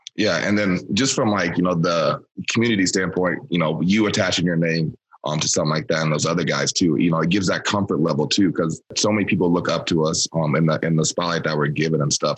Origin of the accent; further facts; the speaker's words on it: Iowa, United States; moved away as an adult; now in Green Bay, United States; I'm from Iowa, so I kind of uh, have peeped Wisconsin growing up